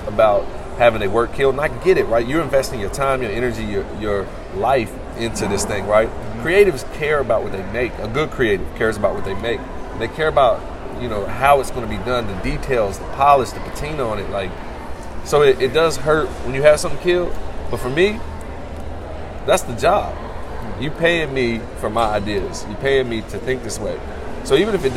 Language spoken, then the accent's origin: English; the South, United States; I'm a Southerner